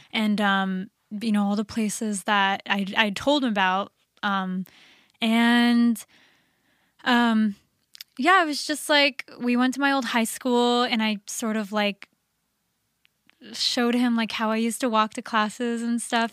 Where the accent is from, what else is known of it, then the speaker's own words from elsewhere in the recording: Orlando, Florida, United States; moved away; I'm from Orlando